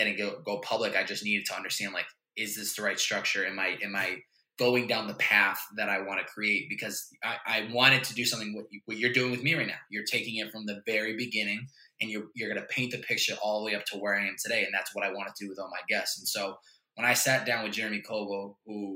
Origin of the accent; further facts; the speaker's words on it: Chicopee, Massachusetts, United States; the house that I grew up in Chicopee, Mass